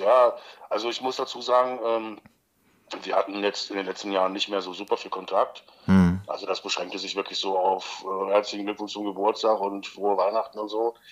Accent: Magdeburg, Saxony-Anhalt, Germany; ersten FC Magdeburg, weil es halt meine Heimatstadt ist

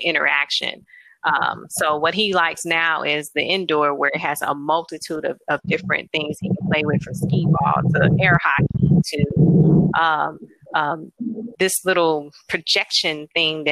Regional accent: St. Louis, Missouri, United States; also born or lived in Alabama; I'm from St. Louis

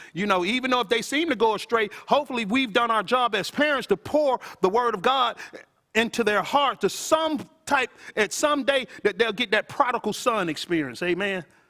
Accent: Athens, Georgia, United States; I'm originally from Athens from a housing authority projects called Paul, though

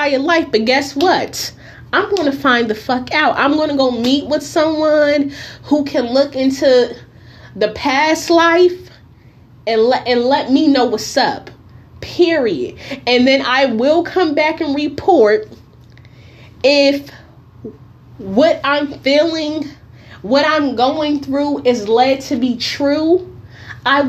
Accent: Newark, New Jersey, United States; now in California, United States; I am from Newark, New Jersey. I currently live in the state of California.

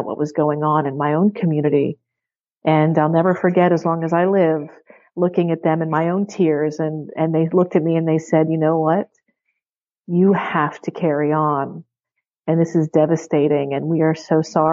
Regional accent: Pittsburgh, Pennsylvania, United States; I teach at the University of Pittsburgh, and I'm actually from Pittsburgh

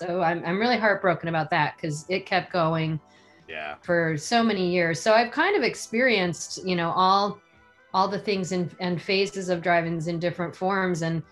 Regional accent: Zion, Illinois, United States; moved away; also born or lived in Miami, Florida; I grew up outside of Chicago, north of Chicago on the Wisconsin border. So we were kind of halfway in a town called Zion, halfway between Chicago and Milwaukee.

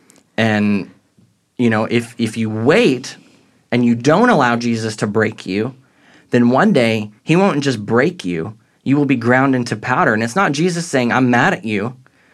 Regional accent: St. Louis, Missouri, United States; But if you go to New Orleans or even St. Louis, where I grew up near

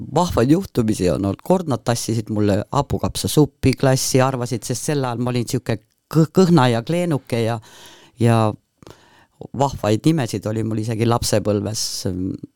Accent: Põltsamaa, Jõgeva County, Estonia; see linn, kus ma sündisin, kus ma kasvasin, on just Põltsamaa

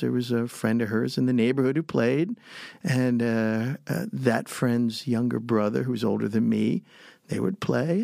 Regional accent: Texas, United States; I'm from Texas and I talk, I talk funny.

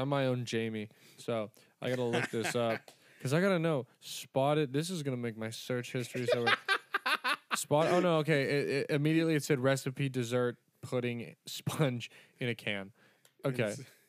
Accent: California, United States; I just call it Jaeger because I'm 23 from California and I talk like a jackass.

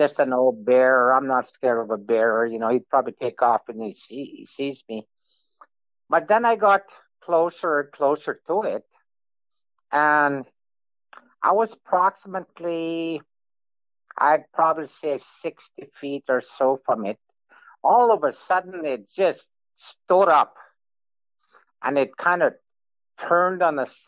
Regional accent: Manitoba, Canada; I'm from Manitoba, Canada

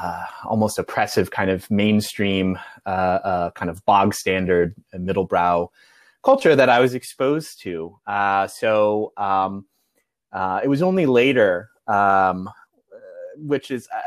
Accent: Midwest, United States; I grew up in the Midwest, and it often felt a little provincial.

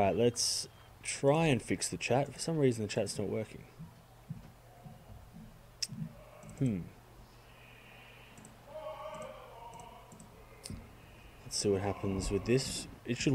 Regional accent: Australia; Being Australian

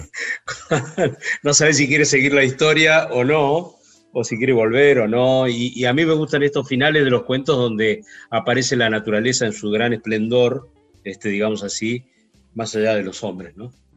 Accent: Río Gallegos, Santa Cruz, Argentina; Yo soy de Río Gallegos.

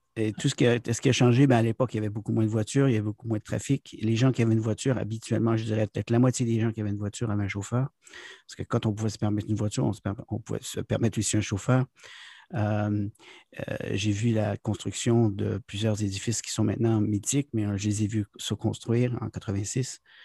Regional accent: Quebec, Canada; moved away as an adult; now in South Korea; je suis originaire du Québec

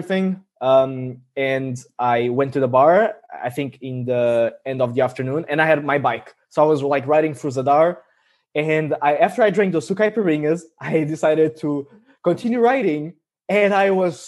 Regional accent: Olhão, Algarve, Portugal; my hometown, in Olhão

